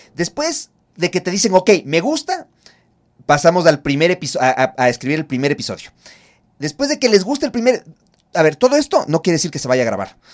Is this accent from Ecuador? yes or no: yes; Ecuador; nosotros como ecuatorianos